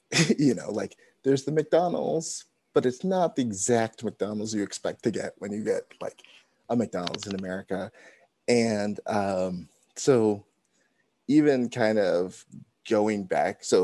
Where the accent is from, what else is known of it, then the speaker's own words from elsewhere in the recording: Canada; also born or lived in United States; that was just f- for me just part of growing up in Canada.